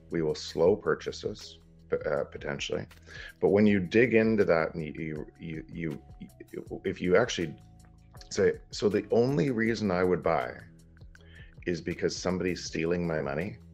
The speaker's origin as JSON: {"language": "English", "country": "Canada", "said": "From Canada, I'm entrepreneur"}